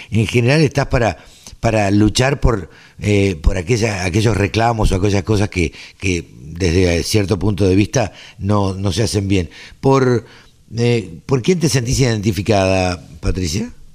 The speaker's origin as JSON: {"language": "Spanish", "town": "Maipú", "region": "Buenos Aires Province", "country": "Argentina", "tie": "born or raised there", "said": "yo soy oriundo de Maipú"}